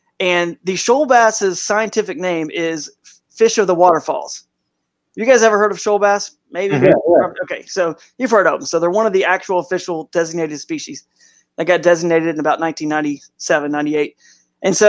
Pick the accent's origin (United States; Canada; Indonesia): United States; the South; now in Cleveland, United States; And I now live in, I moved from the South where I grew up and now in Northeast Ohio in the Cleveland Akron area.